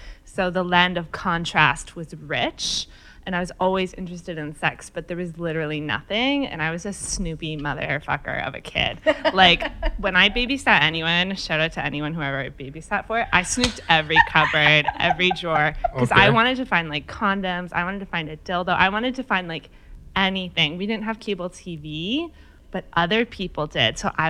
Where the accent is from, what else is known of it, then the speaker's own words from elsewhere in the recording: Chatham-Kent, Ontario, Canada; also born or lived in Sudbury; I grew up super snoopy, total sexual famine in the land of Chatham, Kent, Ontario.